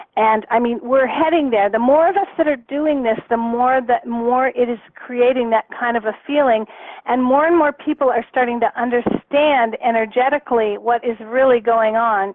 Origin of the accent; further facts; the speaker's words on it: Canada; now in Arizona, United States; I'm Canadian, but I I'm in Arizona right now. Um, but when I lived in Canada